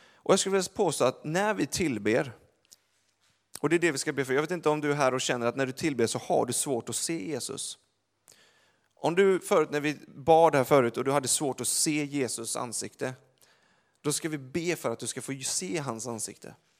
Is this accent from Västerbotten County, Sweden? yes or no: no; Gothenburg, Västra Götaland, Sweden; jag är från Göteborg